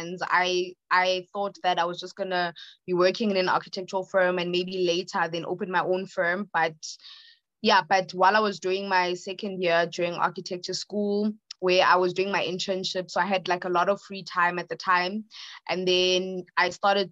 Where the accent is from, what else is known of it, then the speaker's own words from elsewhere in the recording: Johannesburg, Gauteng, South Africa; I am from Johannesburg, South Africa